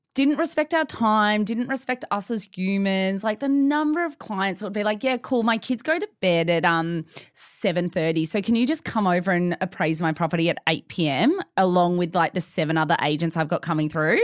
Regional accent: Melbourne, Victoria, Australia; Born and bred in Melbourne

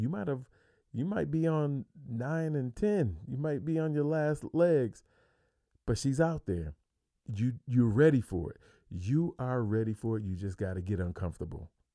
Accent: New York, United States; moved away as an adult; now in Phoenix, United States; I'm from New York. I'm clean across the country.

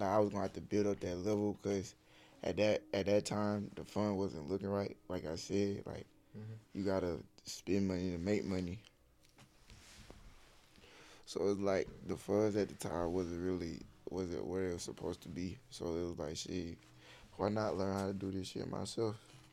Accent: Albany, Georgia, United States; I'm from Albany

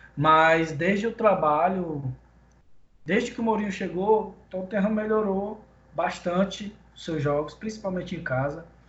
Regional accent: Pará, Brazil; eu sou do Pará, na Amazônia

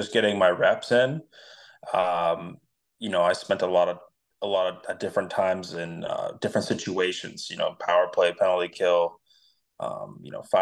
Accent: Vero Beach, Florida, United States; also born or lived in Fredericksburg, Virginia; I'm in Vero Beach, Florida. So this is where I grew up and went to high school

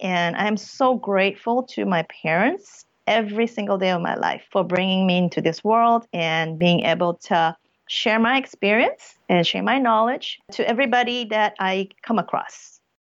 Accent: Brunei; also born or lived in Saigon, Vietnam / South Korea; now in United States; the whole family moved to a small country of Brunei in Southeast Asia, and I grew up there for 12 years.

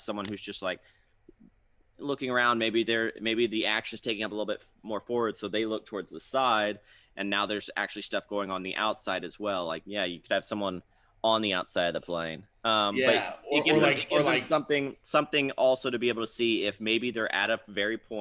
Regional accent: Florida, United States; I grew up in Florida

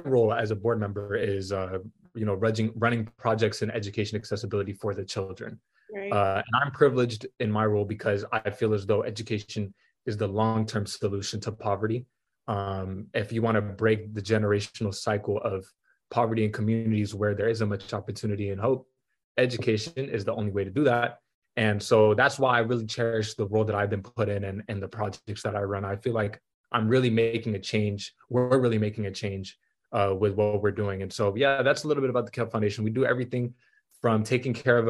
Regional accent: Atlanta, Georgia, United States; also born or lived in Denver; I'm from Atlanta, Georgia

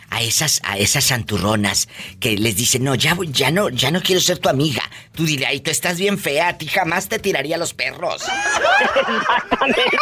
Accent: Villa Guerrero, Jalisco, Mexico; moved away; Sí, sí, yo soy de Villaguerrero.

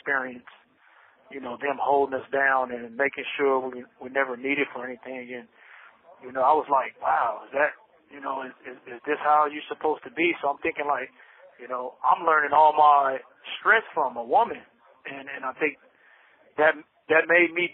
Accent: Bakersfield, California, United States; also born or lived in Los Angeles; now in Soledad, United States; We ended up moving to Bakersfield, you know, like 88, 89, and we went out there, and that's where I would start living, in Bakersfield

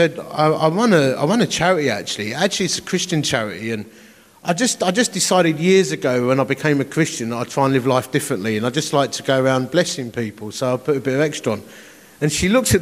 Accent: Romford, London, United Kingdom; also born or lived in Dagenham; I am from Romford. I was born in Dagenham

